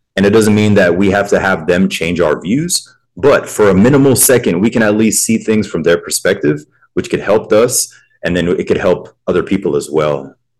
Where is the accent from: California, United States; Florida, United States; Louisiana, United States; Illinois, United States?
Florida, United States; Pensacola; I grew up in the South as well. I'm originally from Pensacola, Florida, which is in the Panhandle